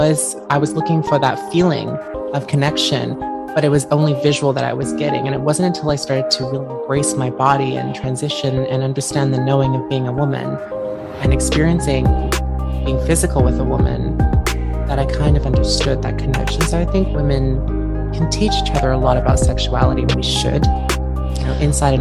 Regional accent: Perth, Western Australia, Australia; also born or lived in United States; So I was born in Perth, Western Australia. I grew up between Australia and the United States because my father is American.

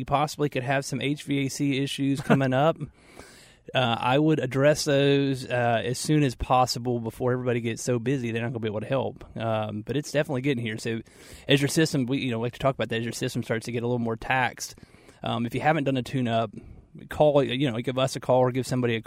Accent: outside of Atlanta, Georgia, United States; moved away; I grew up in Georgia, outside of Atlanta

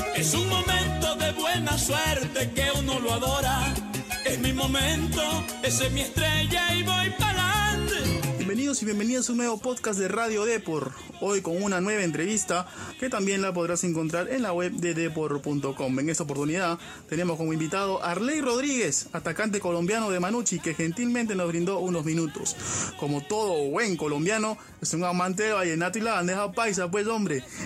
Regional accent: Peru

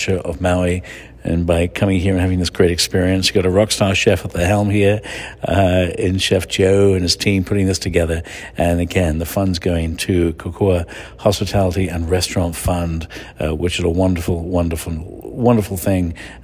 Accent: England, United Kingdom; moved away; I grew up in England with spam

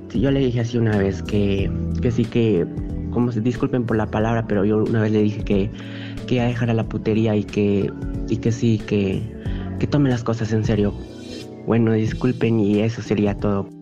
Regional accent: Cajamarca, Peru; Soy de Cajamarca

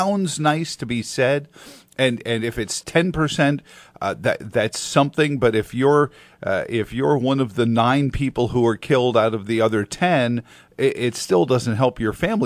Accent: New York, United States; moved away; in New York, in my hometown

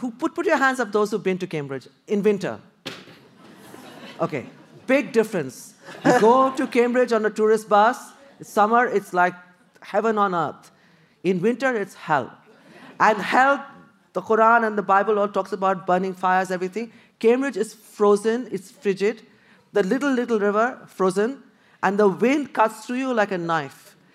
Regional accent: Kolkata, West Bengal, India; I came from Calcutta, really buzzing, full of greenery.

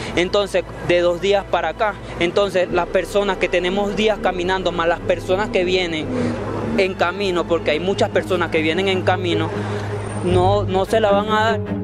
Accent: Venezuela; moved away as an adult; Somos más de 5 millones de, venezolanos

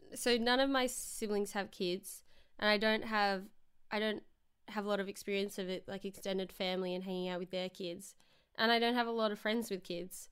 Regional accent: Victoria, Australia; moved away; I just came home from being in my hometown which is, like, two and a half hours away from Melbourne

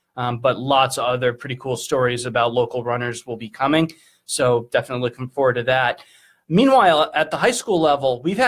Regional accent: Brookline, Massachusetts, United States; I grew up in Brookline, and we've lived maybe about a mile from part of the route

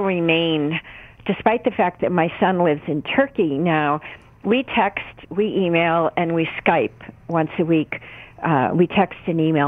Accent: New England, United States; I was raised in New England. You know, we have a strong work ethic in this region of the country

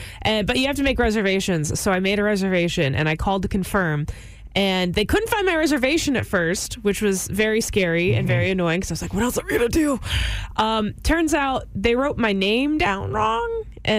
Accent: United States; I'm American. I'm a true American, okay?

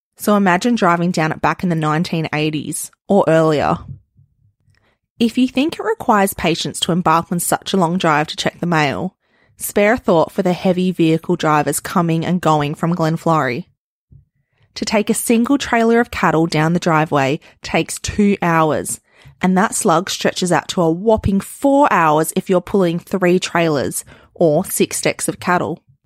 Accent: northern Australia, Australia; us mob up here very much identify as Australian

